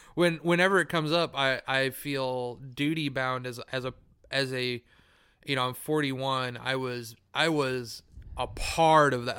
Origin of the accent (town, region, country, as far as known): United States